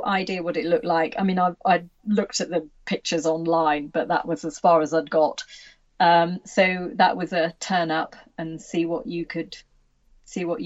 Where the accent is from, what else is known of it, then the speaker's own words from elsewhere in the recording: Worcestershire, West Midlands, United Kingdom; I'm from Worcestershire too